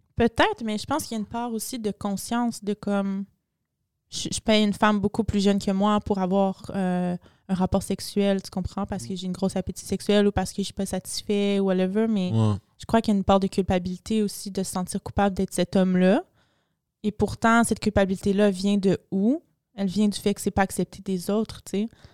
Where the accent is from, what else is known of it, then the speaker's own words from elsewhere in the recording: Montreal, Quebec, Canada; je viens de Montréal, le plus chaud au Canada